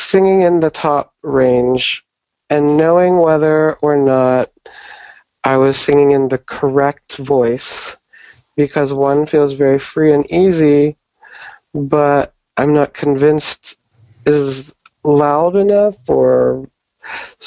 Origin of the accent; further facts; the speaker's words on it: Pittsburgh, Pennsylvania, United States; moved away as an adult; now in New York City, United States; Originally, I'm from Pittsburgh, Pennsylvania, here in the States.